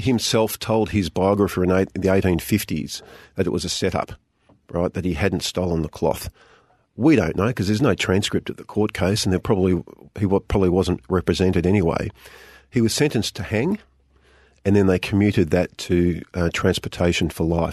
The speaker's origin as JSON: {"language": "English", "town": "Geelong", "region": "Victoria", "country": "Australia", "tie": "born or raised there", "said": "I grew up in Geelong"}